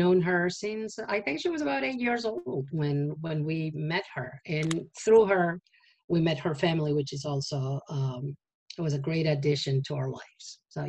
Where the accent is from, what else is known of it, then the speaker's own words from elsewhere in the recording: Argentina; now in New York, United States; I am originally from Argentina, but I moved to the States actually a few days ago. It was my 32nd anniversary living in New York and the US. I've always lived in New York while being here in the USA.